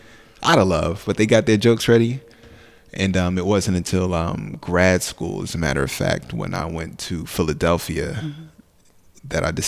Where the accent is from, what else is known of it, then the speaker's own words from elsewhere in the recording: Nigeria; also born or lived in Newark, New Jersey; now in New Jersey, United States; I'm Nigerian. I'm Igbo, as a matter of fact.